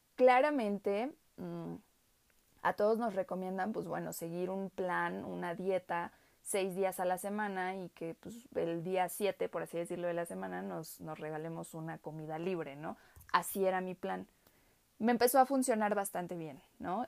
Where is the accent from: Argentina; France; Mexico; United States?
Mexico; soy pues mexicana, obviamente